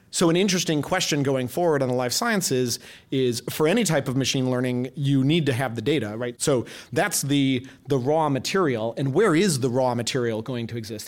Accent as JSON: {"language": "English", "town": "Madison", "region": "Wisconsin", "country": "United States", "tie": "born or raised there", "said": "I grew up in the Midwest in, uh, Madison, Wisconsin"}